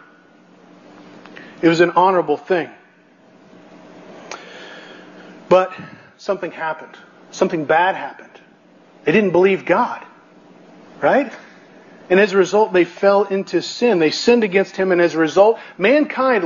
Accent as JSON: {"language": "English", "region": "Missouri", "country": "United States", "said": "I come from Missouri"}